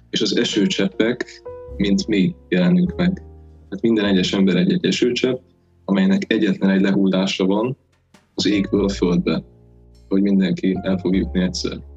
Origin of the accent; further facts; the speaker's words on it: Hungary; nagyon szerencsé, hogy magyarok vagyunk, mert a magyar nyelvben a ráébredés is nagyon szépen tükrözi